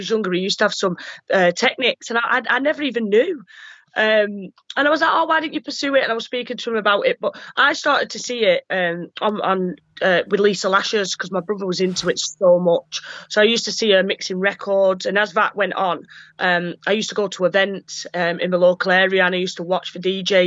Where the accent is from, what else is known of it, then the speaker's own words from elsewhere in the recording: Burnley, North West England, United Kingdom; I was brought up in Burnley